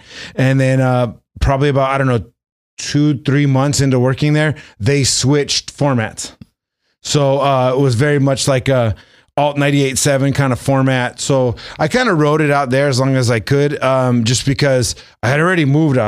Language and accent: English; San Gabriel Valley, Los Angeles, California, United States; I grew up in San Gabriel Valley.